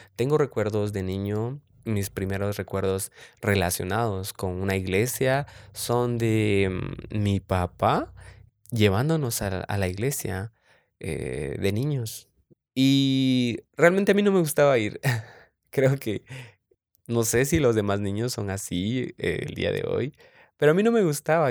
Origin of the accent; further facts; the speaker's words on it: San Marcos, Guatemala; soy de Guatemala, de San Marcos específicamente, orgullosamente Chapín.